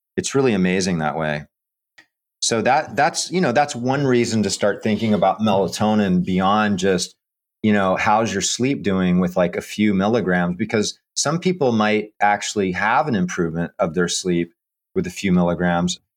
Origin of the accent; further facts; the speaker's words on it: Hawaii, United States; also born or lived in Camp Lejeune, North Carolina; now in Florida, United States; I grew up in Hawaii, and my dad and sister still live out there. So I would travel from Florida to Hawaii